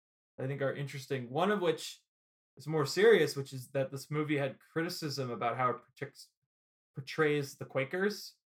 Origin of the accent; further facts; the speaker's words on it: Indiana, United States; I grew up in Indiana.